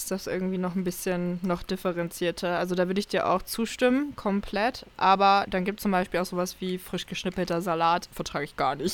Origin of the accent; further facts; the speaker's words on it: Saxony-Anhalt, Germany; now in Lemgo, Germany; ich bin ja aus Sachsen-Anhalt dann nach NRW gezogen, also nach Lemgo.